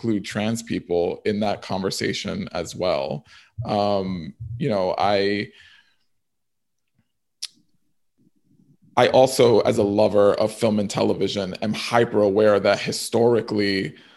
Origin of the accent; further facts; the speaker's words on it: New York City, New York, United States; I grew up in the South Bronx in housing projects in the 1980s